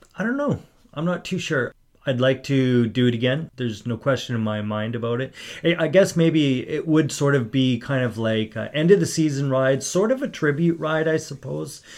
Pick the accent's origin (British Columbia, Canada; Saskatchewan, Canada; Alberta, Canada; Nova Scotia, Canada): British Columbia, Canada; Port Coquitlam; I grew up in Port Coquitlam.